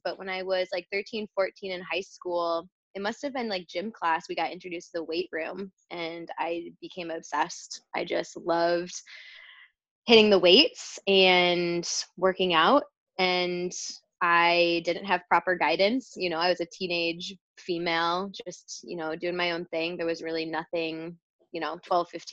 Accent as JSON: {"language": "English", "town": "Rochester", "region": "New York", "country": "United States", "moved": "as an adult", "said": "Rochester, New York"}